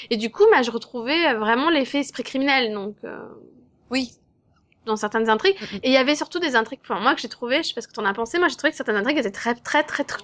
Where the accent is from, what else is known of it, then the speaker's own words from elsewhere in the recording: France; j'appelle au secours en français parce que je suis française quoi.